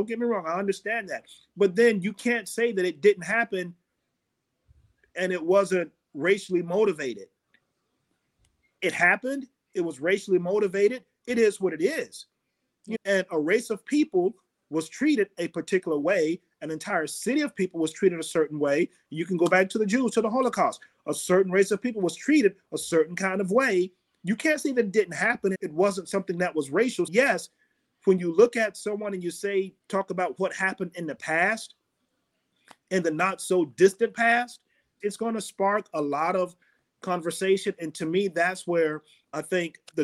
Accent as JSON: {"language": "English", "town": "Fort Myers", "region": "Florida", "country": "United States", "tie": "born or raised there", "said": "growing up in Florida and Fort Myers"}